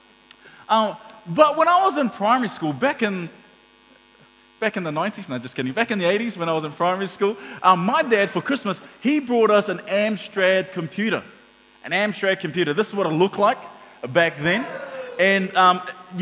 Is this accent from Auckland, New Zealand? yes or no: yes; Auckland, New Zealand; we grew up in Mangere, and so we went to the local town centre, Mangere Town Centre